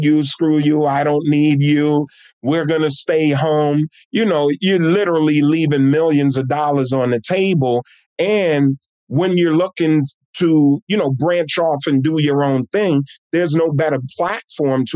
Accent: East Orange, New Jersey, United States; I'm born and raised in my hometown of East Orange, New Jersey

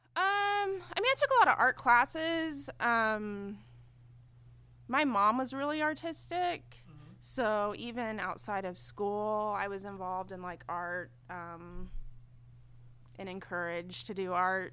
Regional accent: Enid, Oklahoma, United States; moved away as an adult; now in Oklahoma City, United States; I'm from Enid, Oklahoma. So it's like an hour and a half north of here. Mm-hmm. Um, I was born and raised there

